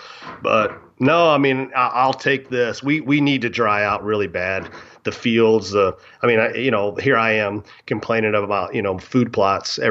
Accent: Lexington, Kentucky, United States; I grew up in Lexington, Kentucky, kind of right in the central part, dead center, Kentucky.

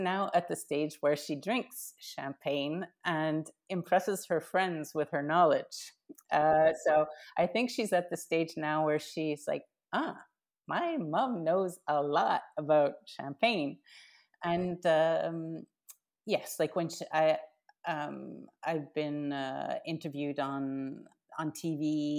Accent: Canada; I'm Canadian.

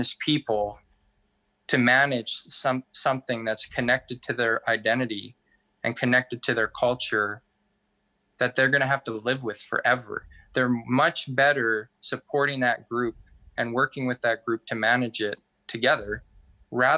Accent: Tahltan Territory, British Columbia, Canada

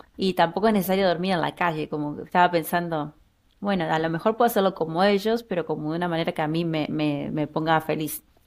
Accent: Buenos Aires Province, Argentina; moved away as an adult; now in Berlin, Germany; Soy de la provincia de Buenos Aires y me fui de Argentina en el 2015

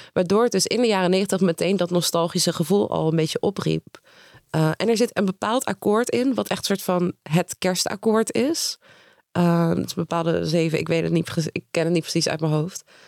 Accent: Nijmegen, Gelderland, Netherlands; ik kom uit Nijmegen

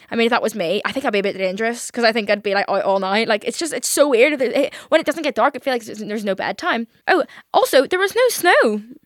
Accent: Northern Ireland, United Kingdom; I'm obviously from Northern Ireland.

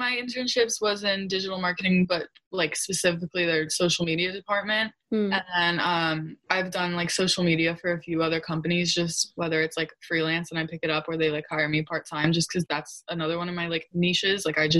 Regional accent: New York, United States; I'm such a New Yorker at heart

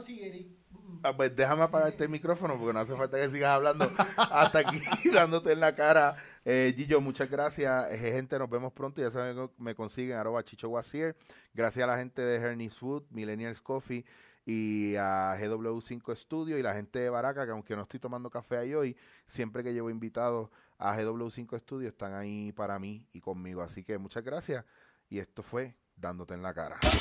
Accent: Puerto Rico; moved away; also born or lived in Barcelona; siendo puertorriqueño

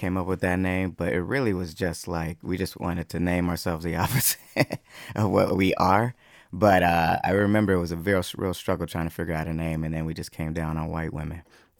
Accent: Roswell, Georgia, United States; also born or lived in Stone Mountain, Georgia; I'm from the north side, so I grew up in Roswell, and then I also lived in Stone Mountain for a little bit of time.

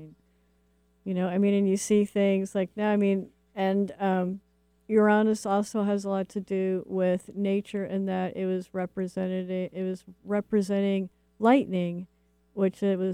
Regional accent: Midwest, United States; moved away; I grew up in the Midwest

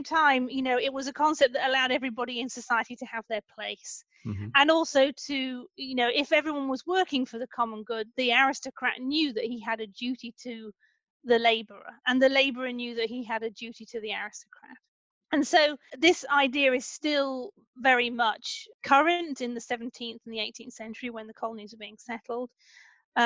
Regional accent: the Midlands outside Leicester, East Midlands, United Kingdom; as a Brit who actually grew up in a part of the UK in the Midlands outside Leicester

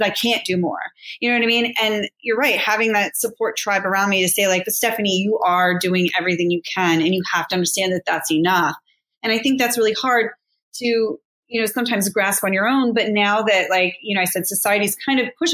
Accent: Pittsburgh, Pennsylvania, United States; now in New York, United States; I grew up in Pittsburgh and, you know, I live in New York

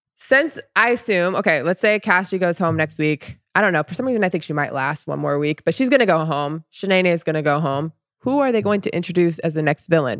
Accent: Orlando, Florida, United States; being from Orlando

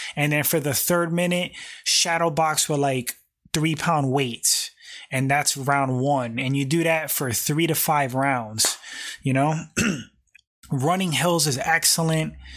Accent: New York, United States; I was born in New York. I was born in the United States

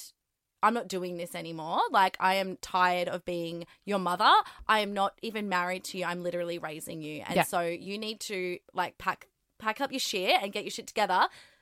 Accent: Perth, Western Australia, Australia; I grew up in Perth

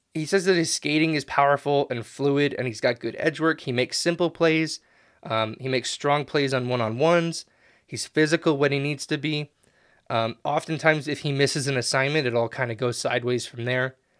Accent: United States; I am American.

